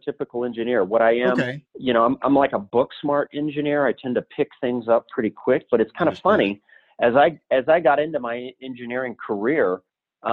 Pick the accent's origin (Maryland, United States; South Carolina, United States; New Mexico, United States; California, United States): New Mexico, United States; Albuquerque; moved away as an adult; I'm born and raised in Albuquerque, New Mexico. Lived there until I was roughly about 30